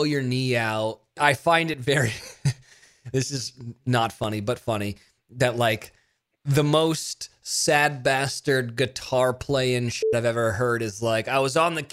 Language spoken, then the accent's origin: English; California, United States; moved away as an adult; also born or lived in Mississippi / Nashville, Tennessee; I grew up in California